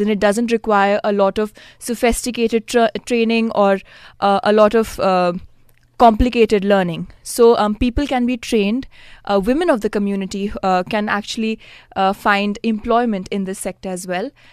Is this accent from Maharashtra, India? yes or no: yes; Mumbai, Maharashtra, India; I'm from Mumbai